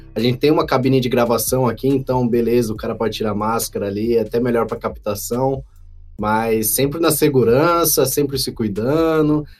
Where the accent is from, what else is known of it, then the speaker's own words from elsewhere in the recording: São Paulo, Brazil; eu morava no Vila Ema, que eu sou nascido e criado lá perto da Vila Prudente